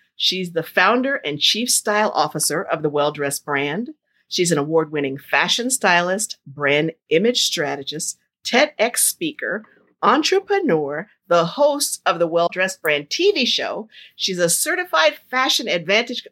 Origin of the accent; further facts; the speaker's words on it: New Jersey, United States; I grew up in Jersey